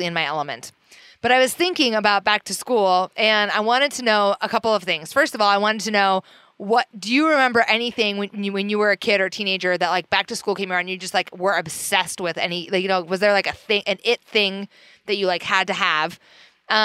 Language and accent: English; Iowa, United States; now in Portland, United States; growing up in Iowa